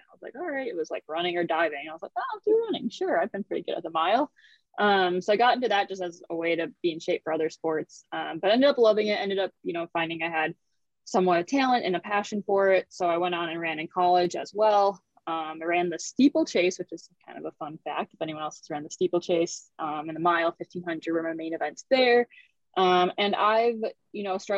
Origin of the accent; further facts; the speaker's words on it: Kenosha, Wisconsin, United States; moved away; I'm originally from Kenosha, Wisconsin